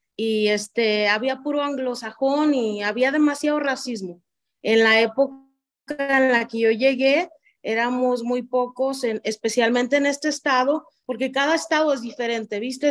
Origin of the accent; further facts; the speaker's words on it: Zapotlán el Alto, Jalisco, Mexico; first language Spanish; moved away as an adult; now in United States; nací en Zapán, el Alto Jalisco, en México. Ah, nací nací, crecí en el mismo lugar